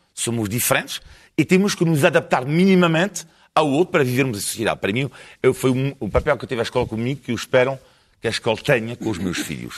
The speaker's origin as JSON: {"language": "Portuguese", "country": "France", "second_language": "Portuguese", "moved": "yes", "lives_now": "Portugal", "said": "sou francês, fraco italiano"}